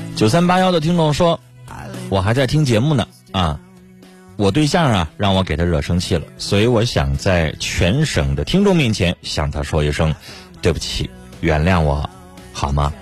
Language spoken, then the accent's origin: Chinese; China; 我们中国人